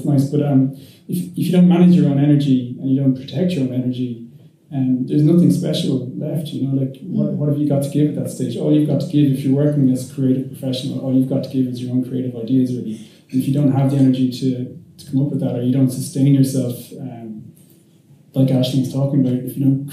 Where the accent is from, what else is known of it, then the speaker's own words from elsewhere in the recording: Limerick, Munster, Ireland; now in Dublin, Ireland; I'm from Limerick